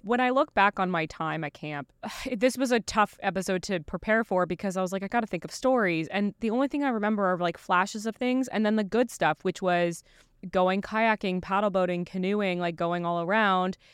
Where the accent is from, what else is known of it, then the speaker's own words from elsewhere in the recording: Eastern Canada, Canada; Sarah and I grew up together in Eastern Canada